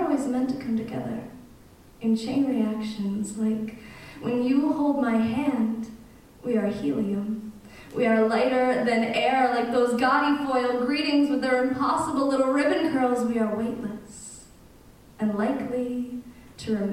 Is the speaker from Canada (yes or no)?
yes; Canada; we've been living in Canada since like 1790 or something